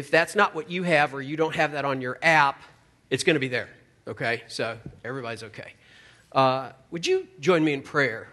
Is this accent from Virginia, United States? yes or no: yes; Virginia, United States; I live in Charlottesville, Virginia